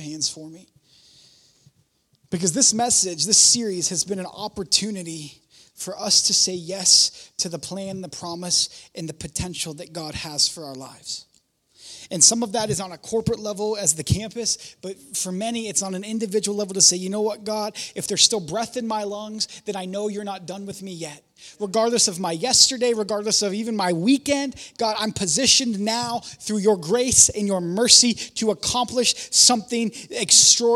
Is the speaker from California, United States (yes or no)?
no; Warren, Ohio, United States; moved away as an adult; I'm from Warren